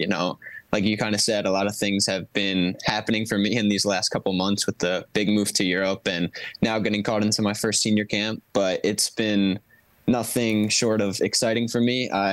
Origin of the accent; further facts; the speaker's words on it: Philadelphia, Pennsylvania, United States; I have to back my hometown club